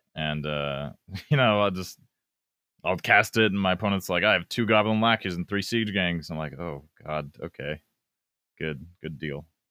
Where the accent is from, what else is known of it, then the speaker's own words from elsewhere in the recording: Albuquerque, New Mexico, United States; I'm from Albuquerque, New Mexico